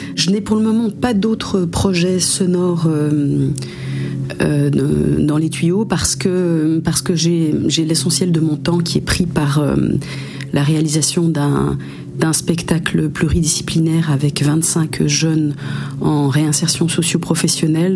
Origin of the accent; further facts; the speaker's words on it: Geneva, Switzerland; now in Jura, France; Je suis née euh, en Suisse, euh, à Genève plus particulièrement, mais j'habite depuis une quinzaine d'années dans le Jura, donc dans le Jura français